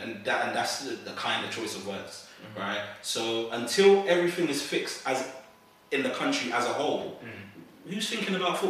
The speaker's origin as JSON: {"language": "English", "region": "England", "country": "United Kingdom", "said": "I hate the way that we're English when we're good, and we're African when we're shit."}